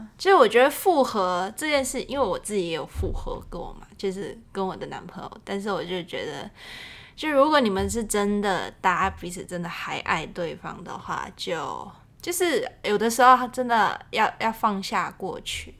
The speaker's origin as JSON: {"language": "Chinese", "country": "Hong Kong", "said": "我们是两个从，就是来自香港的女生"}